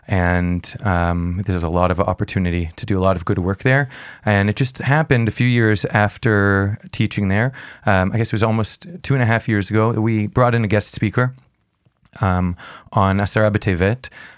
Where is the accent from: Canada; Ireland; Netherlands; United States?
Canada; Montreal, Quebec; now in Jerusalem, Israel; I grew up in Montreal. I'm a Canadian boy.